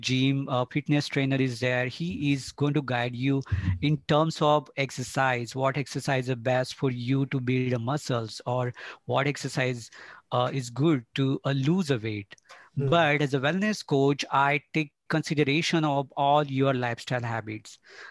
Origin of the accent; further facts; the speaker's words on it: Belgaum, Karnataka, India; now in Bangalore, India; I am from Belgaum, Karnataka, and I live in Bangalore, and I'm working in Bangalore since last 10 years.